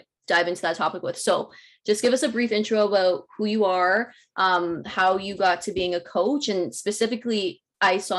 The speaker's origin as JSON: {"language": "English", "town": "Toronto", "region": "Ontario", "country": "Canada", "said": "we're from Toronto"}